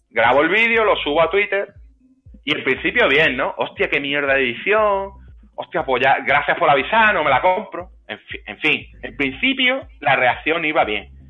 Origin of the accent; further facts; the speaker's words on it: England, United Kingdom; Digo, como soy inglés, no me lo contáis.